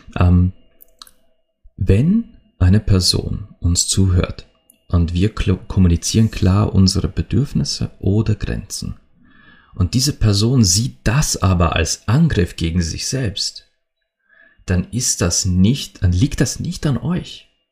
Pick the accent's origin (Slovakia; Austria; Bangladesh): Austria; bei uns in Österreich